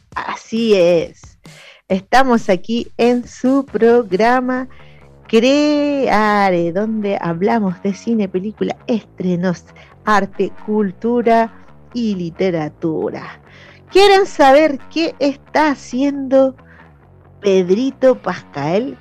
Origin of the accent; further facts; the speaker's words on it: Maipo, Paine, Buin, Alto Jahuel, Santiago Metropolitan Region, Chile; nuestro público es de acá de la zona periférica de Santiago, somos de Maipo, Paine, Buin, Alto Jawel